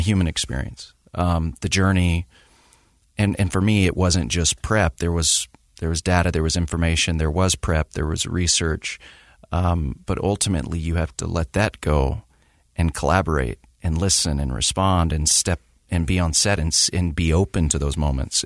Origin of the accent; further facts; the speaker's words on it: the South, United States; growing up in the South